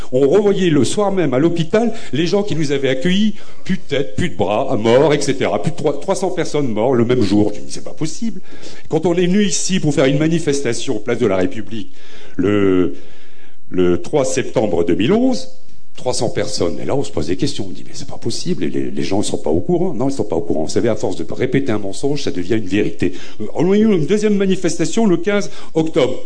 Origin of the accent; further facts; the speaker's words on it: Beaumont, France; also born or lived in Nord-Pas-de-Calais; je suis né à Beaumont, dans les années 60-70